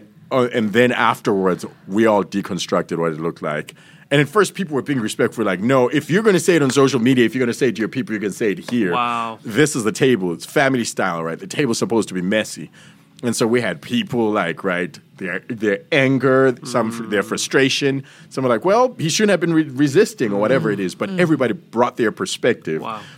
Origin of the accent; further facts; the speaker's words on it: United States; and I say this as an American, as lovingly as I can